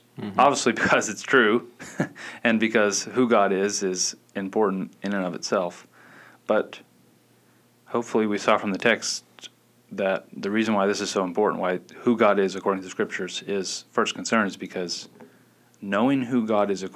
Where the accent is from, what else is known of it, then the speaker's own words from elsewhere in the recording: Gwinnett County, Georgia, United States; you and I grew up in Gwinnett County.